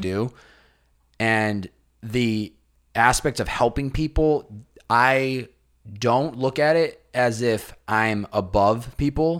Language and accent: English; Massachusetts, United States; I grew up in Massachusetts